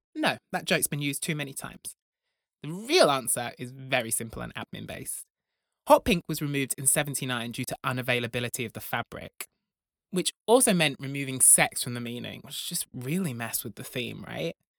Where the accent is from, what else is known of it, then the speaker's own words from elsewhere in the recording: Broughton, England, United Kingdom; When I was a boy growing up in Broughton, the largest village in England